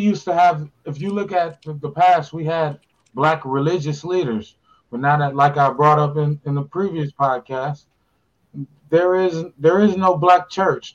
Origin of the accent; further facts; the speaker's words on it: Pasadena, California, United States; I'm from Pasadena